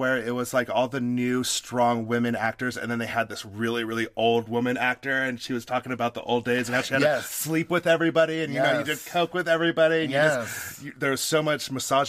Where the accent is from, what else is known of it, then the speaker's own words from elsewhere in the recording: Nevada, United States; I grew up in Nevada.